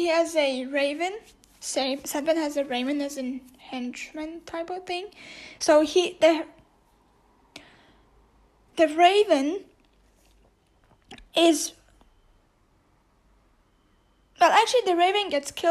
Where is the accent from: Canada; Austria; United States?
Austria; first language Turkish; English is a second language; I was born in Europe, I can, more like in Austria, I can speak German